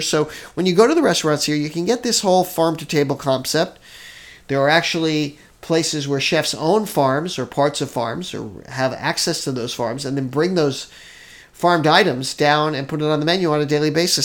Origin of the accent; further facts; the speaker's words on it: Hawaii, United States; we're from Hawaii. We live here.